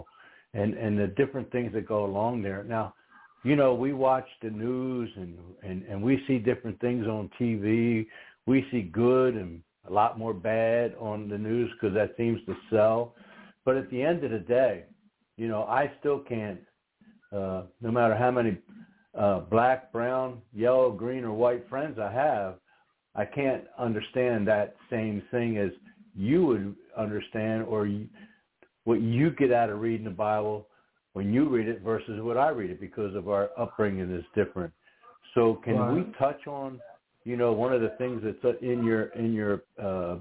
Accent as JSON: {"language": "English", "area": "outside of the Philadelphia area", "region": "Pennsylvania", "country": "United States", "tie": "born or raised there", "said": "childhood growing up outside of the Philadelphia area"}